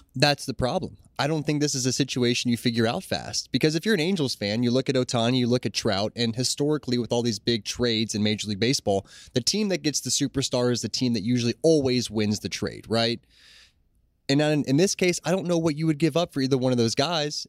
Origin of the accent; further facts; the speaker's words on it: Ohio, United States; growing up in Ohio